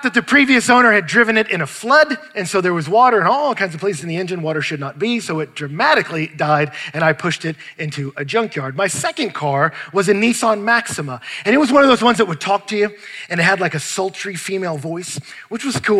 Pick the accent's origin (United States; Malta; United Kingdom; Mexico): United States; Houston, Texas; I grew up in Houston, Texas